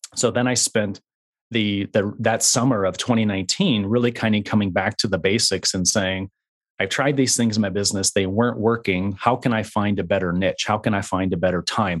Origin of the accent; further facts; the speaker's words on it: West Michigan, United States; I was raised in West Michigan, uh, and so the first, uh, twenty-three years of my life were spent in a very small town in West Michigan.